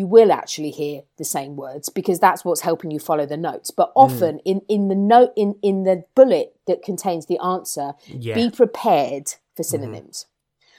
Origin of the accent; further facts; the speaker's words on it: England, United Kingdom; as English people